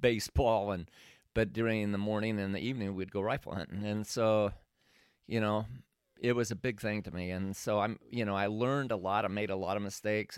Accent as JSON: {"language": "English", "region": "Oregon", "country": "United States", "moved": "yes", "said": "I was from Oregon"}